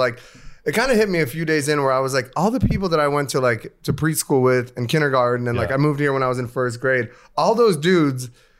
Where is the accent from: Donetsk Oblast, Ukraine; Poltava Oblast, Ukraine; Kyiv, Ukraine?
Kyiv, Ukraine; moved away; I was born in Kiev.